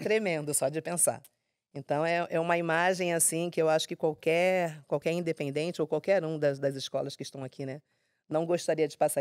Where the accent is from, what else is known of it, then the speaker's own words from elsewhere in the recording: Rio de Janeiro, Brazil; Eu nasci no Rio de Janeiro mesmo, acredito que na Zona Norte